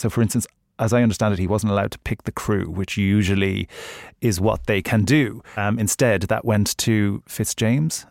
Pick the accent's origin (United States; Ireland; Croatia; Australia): Ireland; I'm Irish